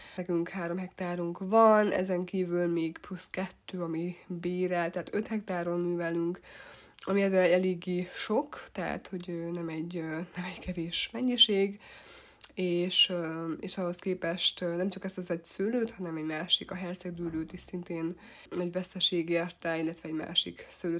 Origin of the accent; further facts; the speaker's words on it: Tokaj, Borsod-Abaúj-Zemplén, Hungary; tokai vagyok, illetve itt nőttem fel